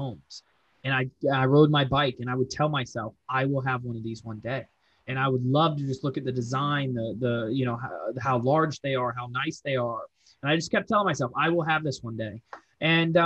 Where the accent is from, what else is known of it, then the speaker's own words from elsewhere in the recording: Fort Lauderdale, Florida, United States; now in Charlotte, United States; I'm from Fort Lauderdale to be exact, but I've lived here in Charlotte, 14, next year will be 15 years